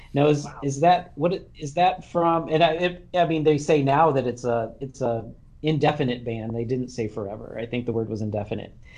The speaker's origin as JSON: {"language": "English", "town": "Kalamazoo", "region": "Michigan", "country": "United States", "tie": "born or raised there", "said": "I'm from Kalamazoo"}